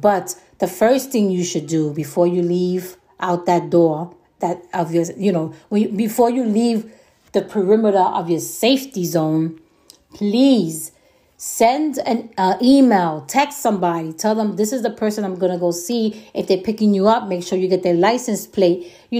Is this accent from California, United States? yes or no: no; New York, United States; I'm from New York, and New Yorkers have a way of thinking that sometimes maybe we do overthink